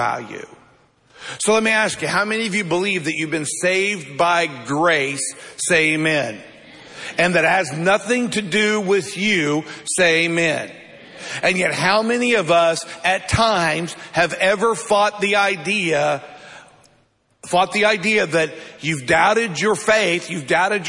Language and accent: English; United States; we live in America